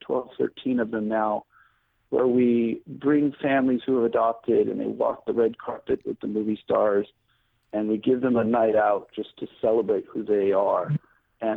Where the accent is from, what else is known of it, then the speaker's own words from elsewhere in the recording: Hawaii, United States; I grew up in Hawaii, where the most ethnically diverse state in the United States.